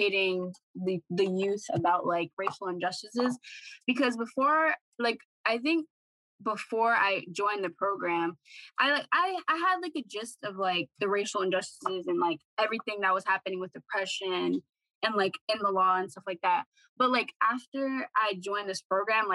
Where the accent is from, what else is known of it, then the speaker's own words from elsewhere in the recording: Boston, Massachusetts, United States; I was born in Dorchester as well. And I've lived in Dorchester my whole life